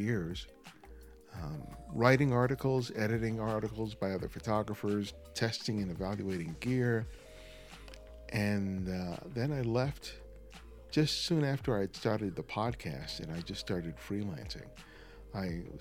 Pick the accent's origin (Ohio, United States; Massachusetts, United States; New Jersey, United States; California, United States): California, United States; Los Angeles; also born or lived in New York; So for most of my life, I grew up